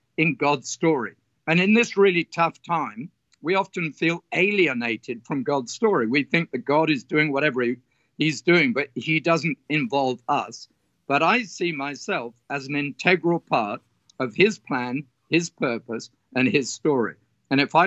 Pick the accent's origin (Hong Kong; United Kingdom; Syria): United Kingdom; south of England; moved away as an adult; now in Australia; I was brought up in England on a farming community in the south of England